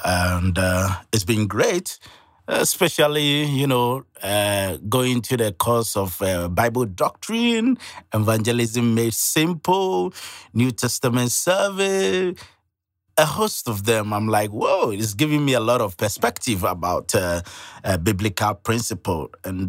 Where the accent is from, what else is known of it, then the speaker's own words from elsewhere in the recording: Ghana; Well, like you said, I'm from Ghana, and a student of Dayspring